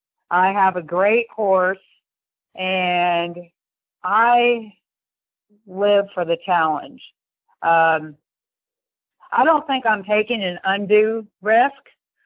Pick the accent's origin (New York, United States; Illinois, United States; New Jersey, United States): New York, United States; also born or lived in Europe; I lived overseas. My father was an IBMer, and I grew up in Europe and then in upstate New York.